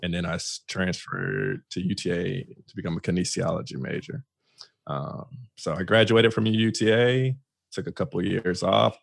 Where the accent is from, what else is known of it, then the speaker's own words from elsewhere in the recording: Fort Worth, Texas, United States; I am originally from Fort Worth, Texas. Born and raised